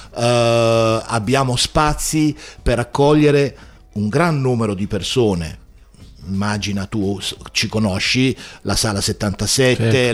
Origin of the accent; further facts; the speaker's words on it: Taranto, Apulia, Italy; now in Bologna area, Italy; io non so parlare il bolognese, io sono pugliese, sono di Taranto